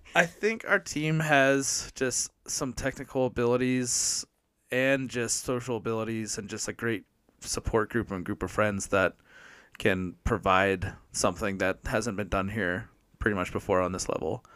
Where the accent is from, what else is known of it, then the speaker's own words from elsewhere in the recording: Maryland, United States; moved away as an adult; also born or lived in San Diego; now in Flagstaff, United States; I'm originally from Maryland, born and raised, and then I moved to San Diego in twenty twelve